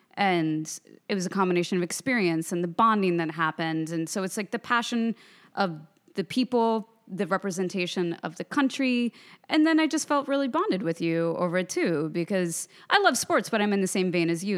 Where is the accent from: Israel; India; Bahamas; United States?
United States; Lawrence, Kansas; I grew up with Jayhawk. I'm from Lawrence, Kansas.